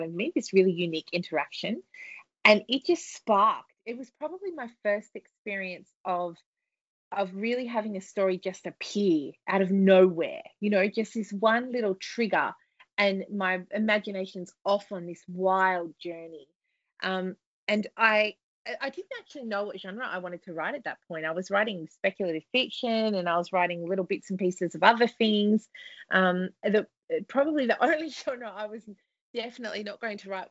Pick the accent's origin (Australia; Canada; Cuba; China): Australia; from my accent, people probably have already figured that out